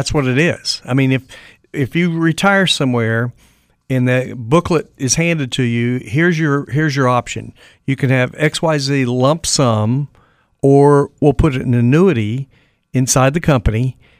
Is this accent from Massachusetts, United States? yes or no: no; Raleigh, North Carolina, United States; I said, well, we're from Raleigh.